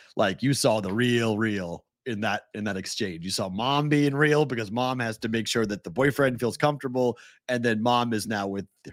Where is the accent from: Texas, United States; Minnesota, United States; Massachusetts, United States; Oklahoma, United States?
Massachusetts, United States; Boston; moved away; we're from Boston. We're from where the first Thanksgiving was